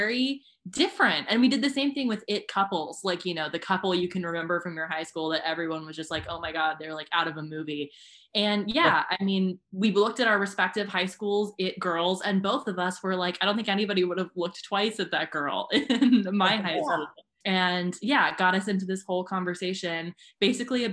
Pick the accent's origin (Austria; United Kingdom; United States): United States; the South; now in New York, United States; so I am from the South, have parents kind of from sort of the Midwest